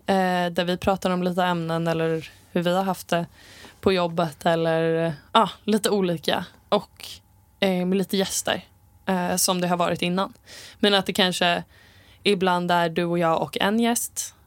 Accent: Sala, Västmanland, Sweden; jag är uppvuxen i skogen eh, utanför Västerås, kan man säga. Sala

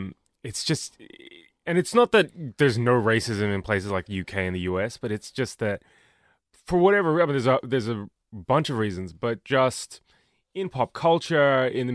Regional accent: Australia; me being Australian is weird to them.

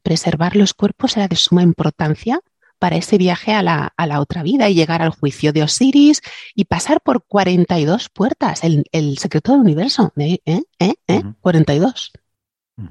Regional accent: Alicante, Valencian Community, Spain; aquí en mi tierra se dices antiu, dices shishona.

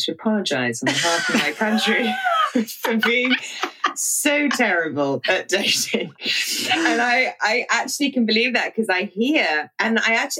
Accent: England, United Kingdom; now in United States; guys in England because we're so much more reserved.

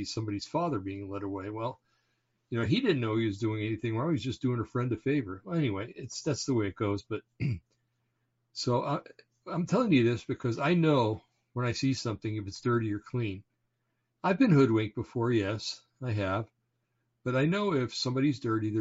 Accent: Bergen County, New Jersey, United States; I was born in Bergen County, New Jersey, and it's kind of like the home base for the mafia.

